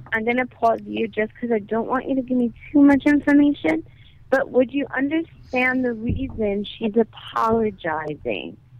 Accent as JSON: {"language": "English", "town": "New York City", "region": "New York", "country": "United States", "said": "I'm from Brooklyn"}